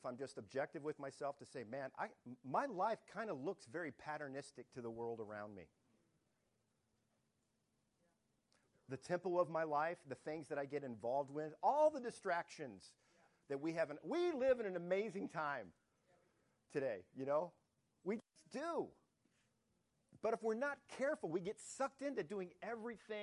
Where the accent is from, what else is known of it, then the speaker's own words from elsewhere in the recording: Detroit, Michigan, United States; moved away; I grew up in Detroit